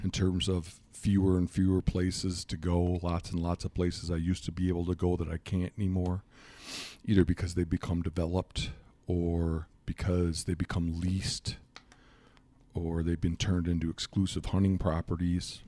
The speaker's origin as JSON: {"language": "English", "region": "Michigan", "country": "United States", "also_born_or_lived": "Montana", "moved": "as an adult", "lives_now": "Miles City, United States", "said": "I'm from Michigan originally, and I moved to Montana in nineteen ninety-seven"}